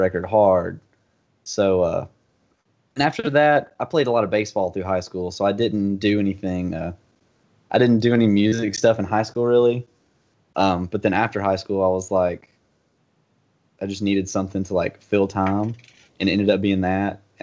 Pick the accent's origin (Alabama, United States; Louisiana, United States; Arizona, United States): Alabama, United States; Florence; I was born and raised in Florence, Alabama.